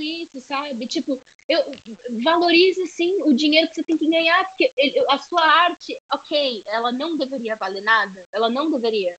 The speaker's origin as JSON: {"language": "Portuguese", "country": "Brazil", "also_born_or_lived": "United States", "said": "por ser brasileira, sabe, por ser latina, por não falar inglês perfeitamente"}